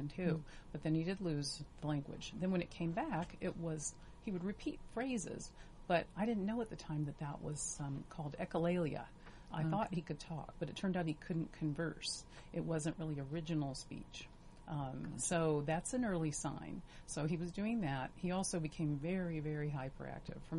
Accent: Virginia, United States; also born or lived in Los Angeles; now in Orange County, United States; I'm from Virginia, and I had lived in Los Angeles, but I moved here

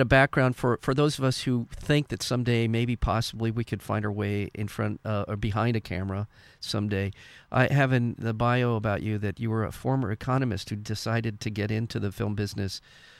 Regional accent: Canada; now in United States; being Canadian, it does seem, from where I'm sitting, that the Canadian society culture is much more likely to support the arts

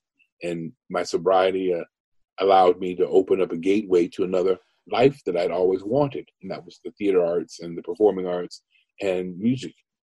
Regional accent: Cincinnati, Ohio, United States; born there; also born or lived in Los Angeles / Detroit / Chicago; I grew up as an Army brat. My father was in the Army, a military fellow, and my birth city is Cincinnati, Ohio. My formative years were spent in places like Los Angeles and Detroit, Chicago, and other cities, major metropolitan

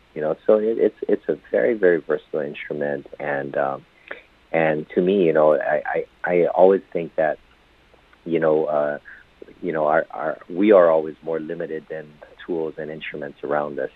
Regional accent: Hawaii, United States; I was born and raised in in Hawaii

